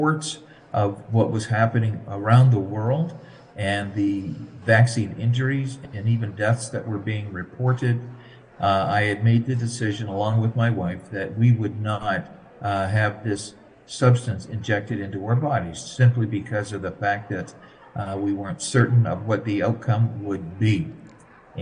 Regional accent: Chatham, Ontario, Canada; Chatham, which is my hometown

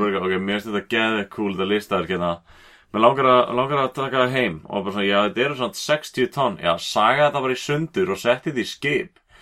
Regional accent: Iceland; fólk heyrir á sér frá Íslandi

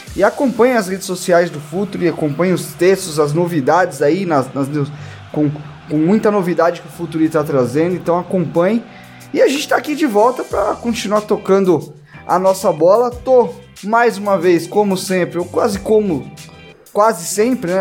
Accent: São Paulo, Brazil; A gente é paulista

